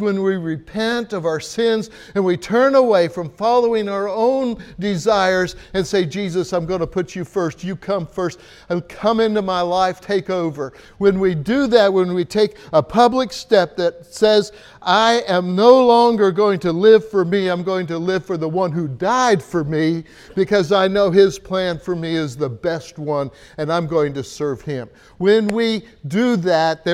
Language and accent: English; United States; moved away; as an American